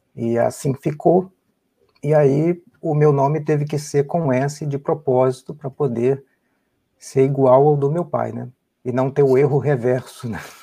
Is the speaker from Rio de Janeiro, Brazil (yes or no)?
yes; Rio de Janeiro, Brazil; moved away as an adult; also born or lived in São Paulo, Brazil; now in United States; nasci no Rio, sou carioca